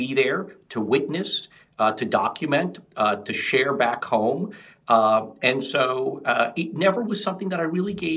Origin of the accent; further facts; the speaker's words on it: United States; as somebody of Indian descent, though I was born in the United States, my parents are from India